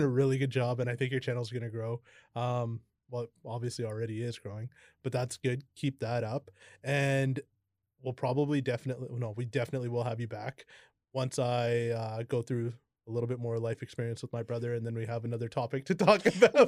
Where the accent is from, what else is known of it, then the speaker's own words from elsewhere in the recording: Kamloops, British Columbia, Canada; also born or lived in Merritt; I was ten and we moved from Merritt to Kamloops